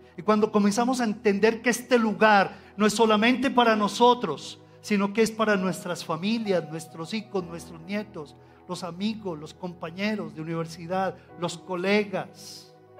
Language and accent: Spanish; Colombia; como colombianos